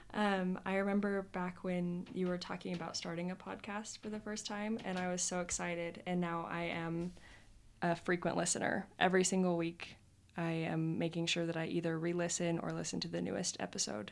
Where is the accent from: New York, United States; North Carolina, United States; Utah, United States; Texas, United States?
Utah, United States; also born or lived in Idaho / Colorado; I was born in Utah and also have lived in Idaho and Colorado. So, but mostly Utah.